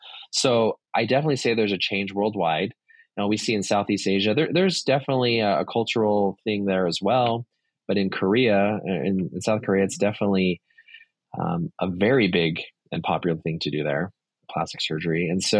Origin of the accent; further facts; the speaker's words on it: Saudi Arabia; I grew up in Saudi Arabia, very, very different culture, much more conservative.